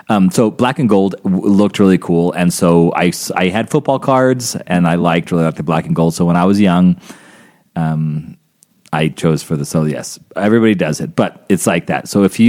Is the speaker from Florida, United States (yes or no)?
no; Albuquerque, New Mexico, United States; growing up in Albuquerque, New Mexico